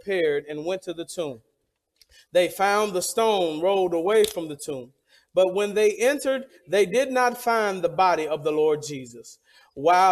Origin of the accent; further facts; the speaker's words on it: the South, United States; I'm from the South